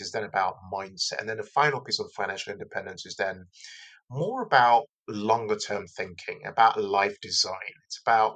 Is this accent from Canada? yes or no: no; Lagos, Nigeria; now in United Kingdom; I was born in Lagos in Nigeria. I've immigrated here to the UK